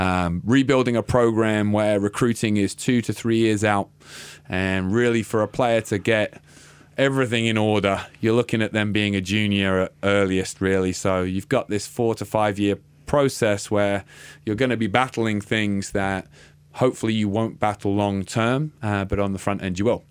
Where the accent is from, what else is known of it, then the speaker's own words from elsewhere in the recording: Littlehampton, South East England, United Kingdom; moved away as an adult; also born or lived in Wales; now in Boise, United States; ended up in a town called Littlehampton